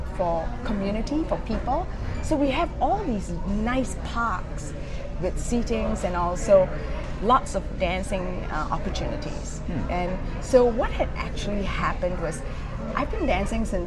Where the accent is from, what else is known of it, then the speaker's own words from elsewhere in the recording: Singapore; moved away as an adult; also born or lived in East Lansing, Michigan; now in Muskegon, United States; I'm originally from Singapore